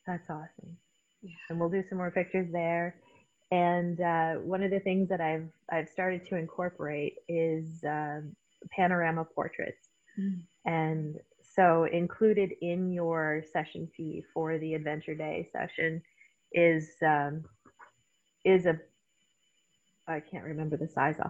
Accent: Canada; accent: Canadian; moved away as an adult; also born or lived in Newfoundland; now in Spokane, United States; I come from Canada

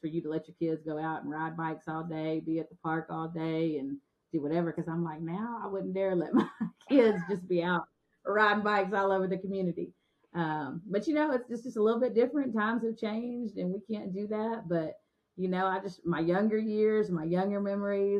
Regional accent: Guthrie, Oklahoma, United States; moved away as an adult; now in Russellville, United States; my hometown

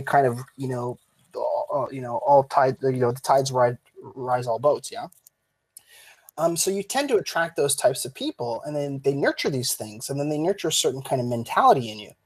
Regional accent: Canada

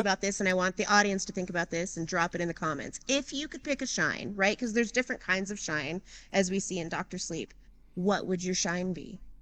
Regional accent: Denver, Colorado, United States; I actually grew up, like, a couple of neighborhoods away from that airport

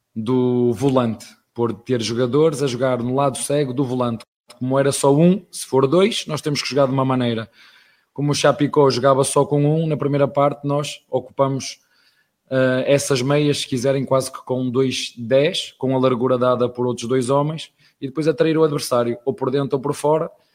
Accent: Portugal; now in Brazil; Estrangeiro, português, tuga, padeiro

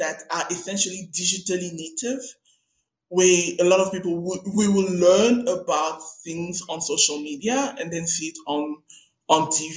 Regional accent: Cape Town, Western Cape, South Africa; I'm a girl from Maitland. And if you know Maitland in Cape Town, Maitland is the hood.

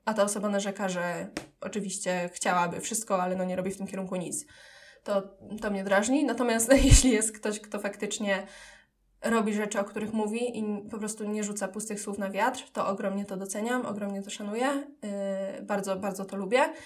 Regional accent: Dębica, Subcarpathian Voivodeship, Poland; moved away as an adult; now in Kraków, Poland; pochodzę z Podkarpacia, z Dębicy

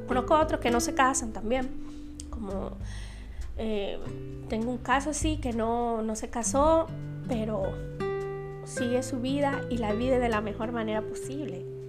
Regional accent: Dominican Republic; en mi país, en Santo Domingo

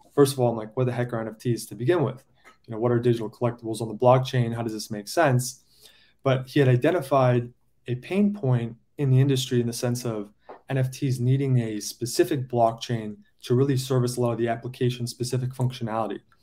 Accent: San Diego, California, United States; now in New York, United States; I'm from San Diego originally.

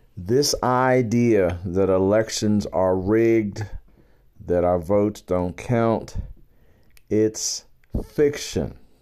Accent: Baltimore, Maryland, United States; I am a black man born and bred in Baltimore, Maryland.

